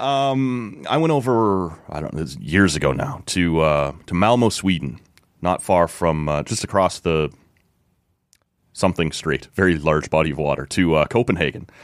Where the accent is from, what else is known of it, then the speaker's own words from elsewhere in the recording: Oshawa, Ontario, Canada; where I grew up in Oshawa.